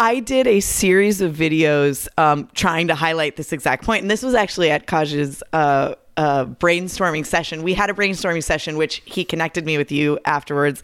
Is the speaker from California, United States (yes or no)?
yes; Southern California, United States; I grew up here in Southern California.